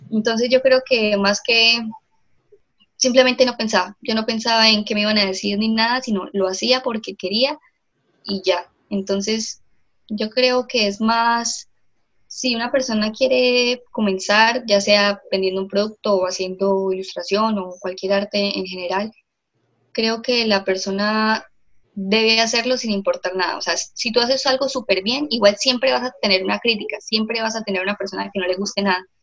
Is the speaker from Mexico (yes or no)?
no; Bucaramanga, Santander, Colombia; soy diseñadora industrial de la Universidad de Investigación y Desarrollo de acá de Bucaramanga, Santander.